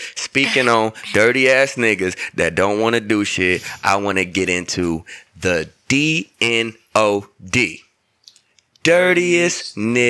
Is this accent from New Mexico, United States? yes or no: no; Battle Creek, Michigan, United States; I'm from a small-ass town called Battle Creek, Michigan. It's about 30,000 people with that bitch.